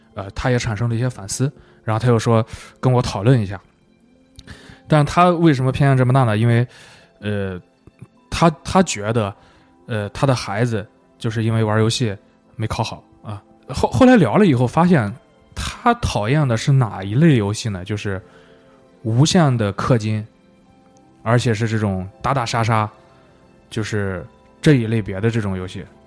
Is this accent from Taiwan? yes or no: no; China; 我说我不是日本的，我是中国人